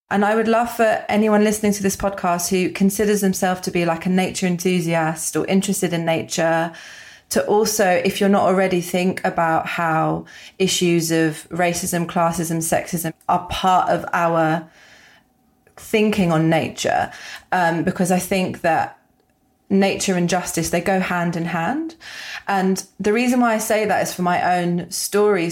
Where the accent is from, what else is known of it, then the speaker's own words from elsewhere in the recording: London, United Kingdom; I grew up in London